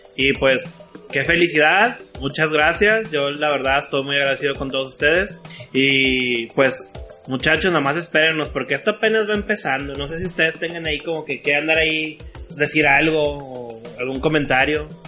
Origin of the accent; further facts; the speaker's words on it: Monterrey, Nuevo León, Mexico; soy de Monterrey.